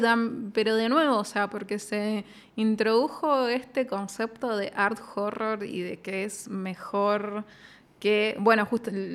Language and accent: Spanish; Zárate, Buenos Aires Province, Argentina; Yo digo Zárate, yo soy Zárate